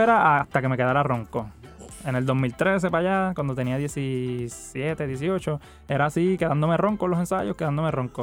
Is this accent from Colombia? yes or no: no; Puerto Rico; de dónde nosotros venimos